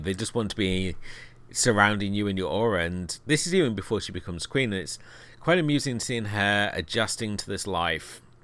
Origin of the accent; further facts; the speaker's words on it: United Kingdom; being a Brit